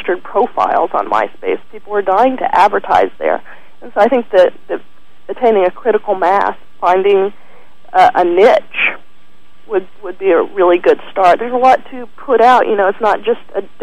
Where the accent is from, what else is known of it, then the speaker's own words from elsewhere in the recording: Atlanta, Georgia, United States; I grew up in Atlanta